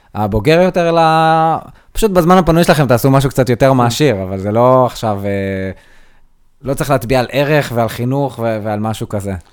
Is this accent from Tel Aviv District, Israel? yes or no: no; Nir Galim, Southern District, Israel; כנער שגדל בניר גלים